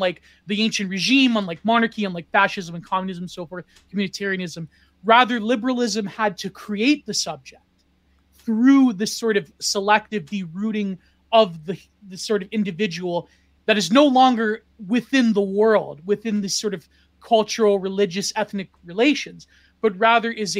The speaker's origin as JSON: {"language": "English", "country": "Canada", "said": "I come from Canada and I come from a non-place"}